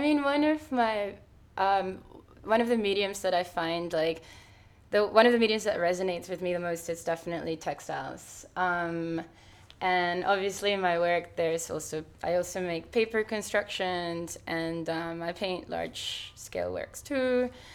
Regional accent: Venezuela; now in Sydney, Australia; my hometown

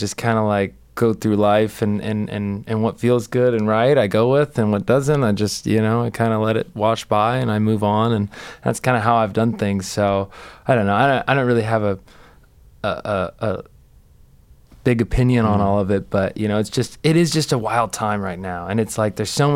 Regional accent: United States; I'm definitely still proud of being American

